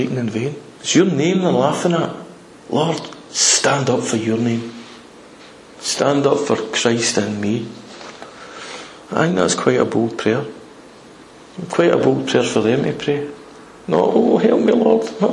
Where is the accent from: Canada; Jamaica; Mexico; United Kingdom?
United Kingdom; We're British